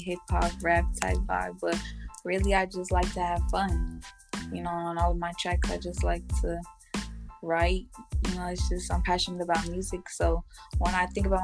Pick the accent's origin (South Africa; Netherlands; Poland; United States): United States; San Jose, California; I'm from San Jose, California.